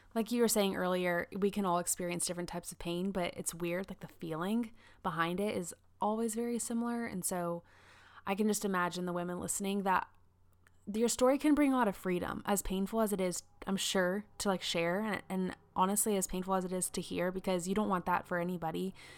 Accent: South Carolina, United States; I grew up in South Carolina, like, very much in the Bible Belt

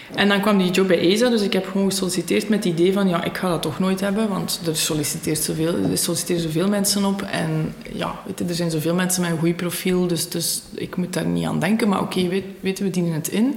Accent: Beveren, Flanders, Belgium; Ik ben bijna 32 jaar. Ik ehm, ben afkomstig van Beveren

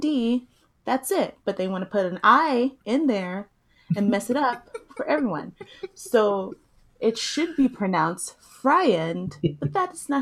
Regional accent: Compton, California, United States; accent: Nigerian; first language Yoruba; English is a second language; I grew up in Compton, so my second language is African American vernacular English

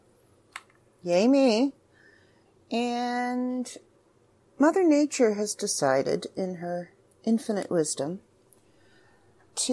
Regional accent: Canada; I'm Canadian

